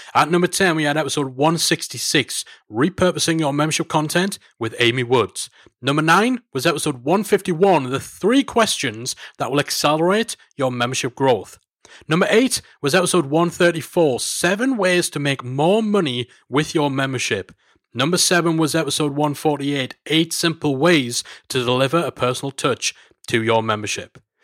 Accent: Newcastle upon Tyne, North East England, United Kingdom; here in Newcastle. It's my hometown

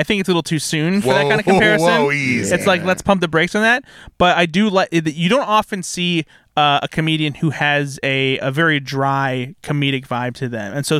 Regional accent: Midwest, United States; we're from the Midwest.

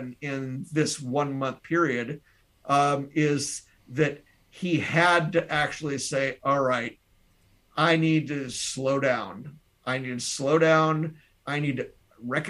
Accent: Tennessee, United States; now in Wisconsin, United States; I'm not originally from Wisconsin, I'm from Tennessee.

